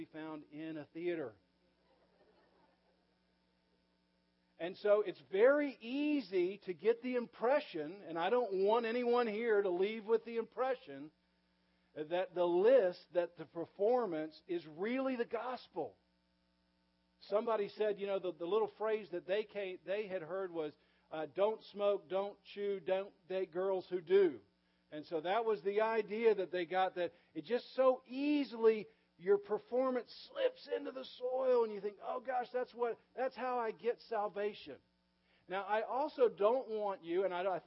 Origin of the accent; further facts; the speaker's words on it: the South, United States; I grew up in the South and I went to relatively small churches as a kid.